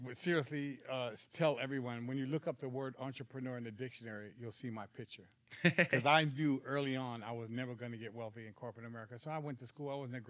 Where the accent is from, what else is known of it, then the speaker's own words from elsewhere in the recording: Hollis, New York, United States; now in California, United States; Well, I've been in California for quite a few years now, but I was originally from Hollis, Jamaica, Queens, New York.